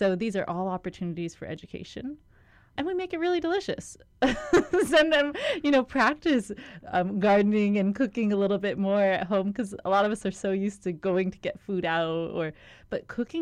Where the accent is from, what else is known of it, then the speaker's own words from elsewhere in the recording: Kauai, Hawaii, United States; moved away as an adult; Growing up on Kauai